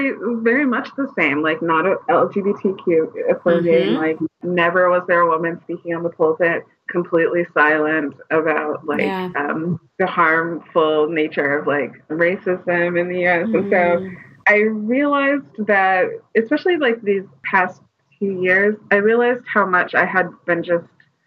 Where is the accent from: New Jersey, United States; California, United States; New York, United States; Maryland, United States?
Maryland, United States; my background, I'm from Maryland